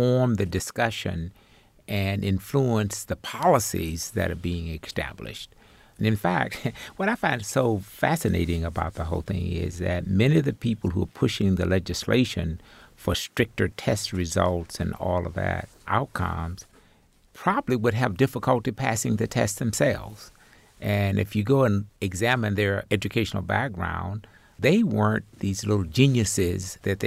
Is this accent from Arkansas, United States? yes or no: yes; Arkansas Delta, United States; growing up in the Arkansas Delta 60 years ago